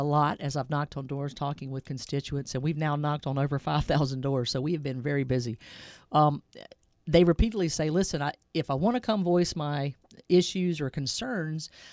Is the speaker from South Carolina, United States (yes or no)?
yes; Clover, South Carolina, United States; I'm from South Carolina originally. I grew up in Clover, South Carolina, York County